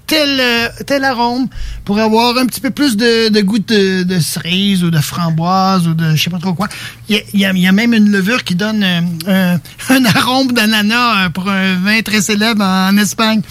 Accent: Quebec, Canada; je suis Québécois

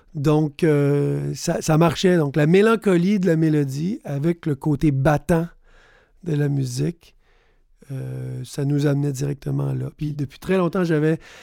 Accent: Sept-Îles, Quebec, Canada; now in Montreal, Canada; Je viens de Sept-Îles, sur la côte nord, fils d'un nord-côtier aussi de Havre-Saint-Pierre et d'une mère gaspésienne de Petite-Vallée. Mais j'habite depuis beaucoup trop longtemps à Montréal

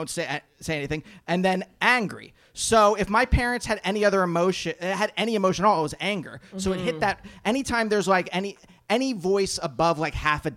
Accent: Pennsylvania, United States; I'm from Pennsylvania

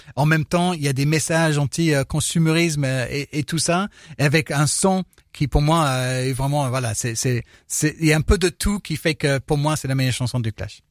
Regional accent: United Kingdom; now in France; chez moi en 2012 à Londres

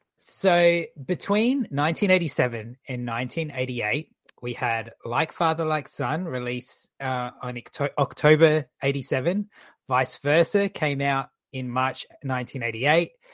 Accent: Australia; our movies

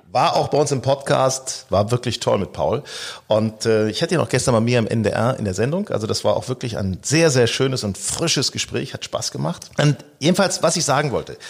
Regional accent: Northern Germany, Germany; also born or lived in Hanover; Wir stammen ja aus Norddeutschland

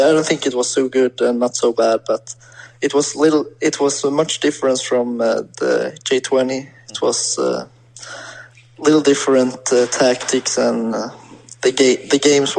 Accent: Sweden; born or raised there; English is a second language

